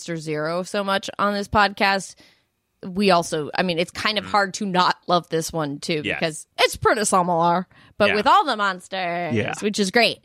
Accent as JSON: {"language": "English", "town": "Denver", "region": "Colorado", "country": "United States", "moved": "yes", "lives_now": "Los Angeles, United States", "said": "I'm from Denver."}